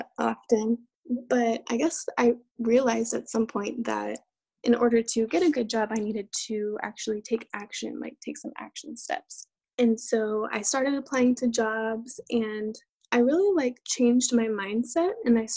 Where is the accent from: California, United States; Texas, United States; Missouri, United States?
Texas, United States; I am from Texas and I was born and raised here